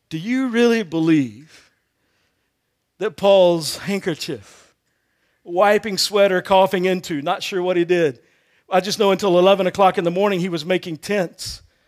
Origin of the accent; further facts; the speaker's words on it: Texas, United States; I grew up in Texas